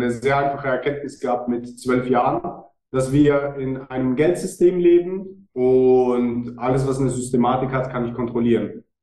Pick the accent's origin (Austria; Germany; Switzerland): Switzerland; Ich weiß nicht, wie, wie sexy das für die Deutschen ist, aber ja, ich bin Schweizer.